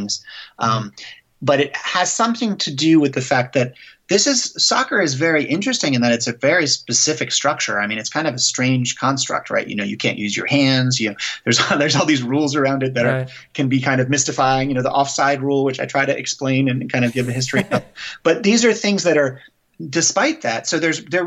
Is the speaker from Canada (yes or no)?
no; Bethesda, Maryland, United States; also born or lived in Belgium; we moved from Belgium when I was a baby, really, to the United States. So I grew up in suburban Bethesda